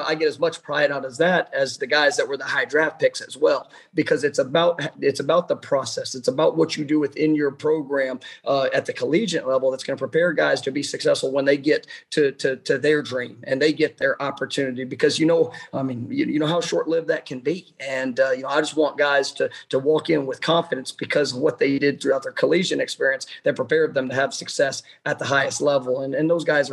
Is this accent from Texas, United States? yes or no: yes; Dallas, Texas, United States; moved away as an adult; now in Tallahassee, United States; I grew up in Dallas, Texas